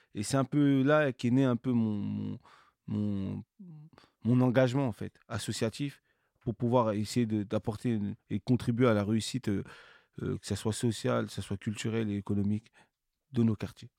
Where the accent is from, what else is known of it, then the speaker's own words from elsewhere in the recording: Cergy-Pontoise, Île-de-France, France; je suis né dans une, une, une ville de la banlieue parisienne qui s'appelle Sergi, Pontoise